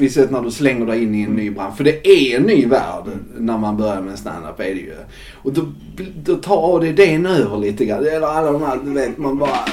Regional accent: Skåne, Sweden; moved away; also born or lived in Gothenburg; på den kommun där jag växte upp

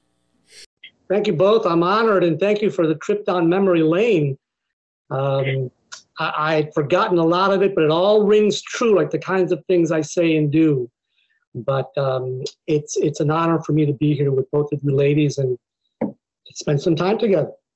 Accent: Buffalo, New York, United States; moved away as an adult; I grew up in Buffalo, New York, which is not a very diverse place, but I grew up in a small Mexican community

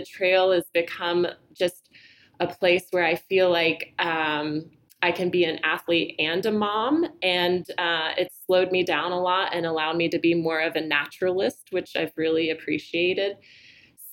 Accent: Southeast, United States; I grew up in the Southeast

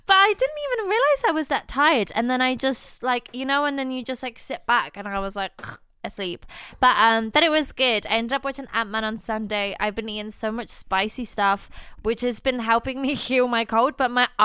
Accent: Scotland, United Kingdom; I am Scottish.

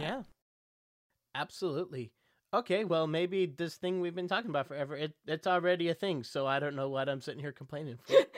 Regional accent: Texas, United States; moved away; Growing up in Texas, we had Six Flags

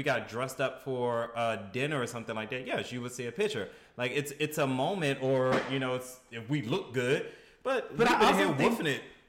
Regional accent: Baltimore, Maryland, United States; being from Baltimore, people make fun of my accent.

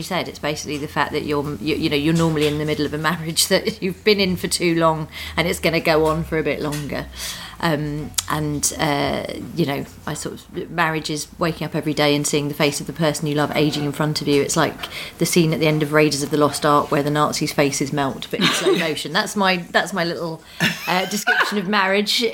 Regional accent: Croydon, London, United Kingdom; my mates that I've known since I was 11 from Croydon

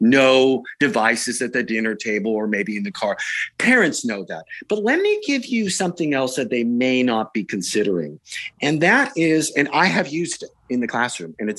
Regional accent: Silicon Valley, California, United States; I'm from Silicon Valley. I was born and raised here.

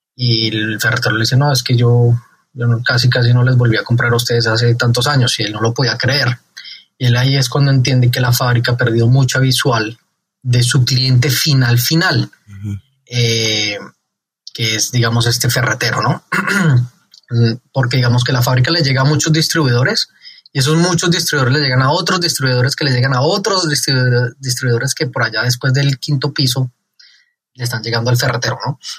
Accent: Colombia; moved away; also born or lived in Mexico; colombiano de nacimiento, mexicano de corazón

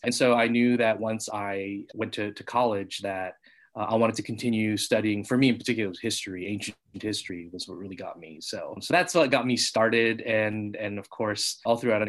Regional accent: Orange County, Southern California, United States; I grew up in Southern California in Orange County

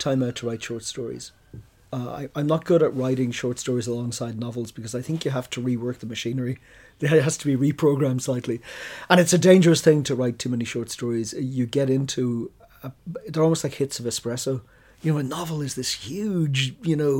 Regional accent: Ireland; Being Irish

